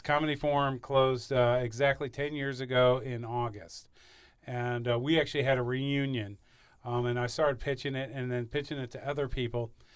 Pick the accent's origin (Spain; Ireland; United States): United States; Saint Charles County, Missouri; I was raised here in Saint Charles County